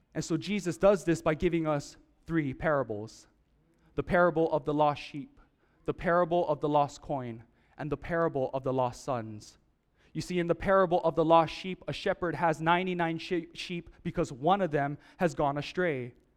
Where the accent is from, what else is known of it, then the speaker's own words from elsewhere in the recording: Oahu, Hawaii, United States; I'm from Oahu